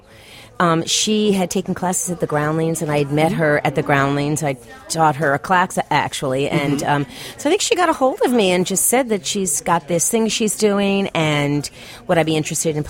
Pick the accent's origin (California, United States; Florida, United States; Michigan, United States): Florida, United States; Miami; now in Los Angeles, United States; I'm an actress and I'm from Miami and live